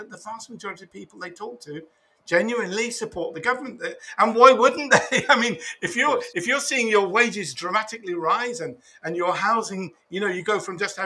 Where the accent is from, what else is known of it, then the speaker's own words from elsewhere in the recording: United Kingdom; moved away; I'm from an Irish family, but I was born in Britain.